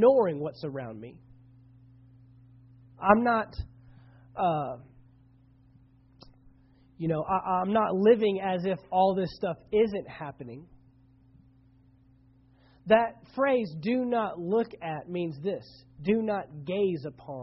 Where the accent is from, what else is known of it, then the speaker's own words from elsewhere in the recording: Dallas-Fort Worth area, Texas, United States; I grew up in the Dallas-Fort Worth area